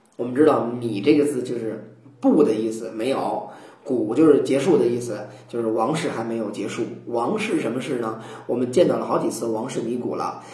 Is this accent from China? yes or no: yes; China; 我们中国人留下来一个习惯喊天啊